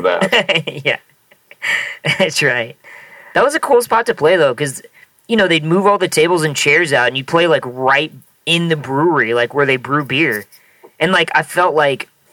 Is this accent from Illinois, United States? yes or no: no; Nebraska, United States; growing up in Nebraska